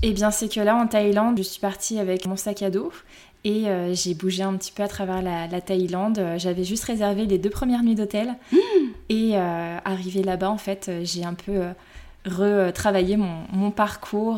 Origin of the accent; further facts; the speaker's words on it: Lyon, Auvergne-Rhône-Alpes, France; j'ai 32 ans, je suis lyonnaise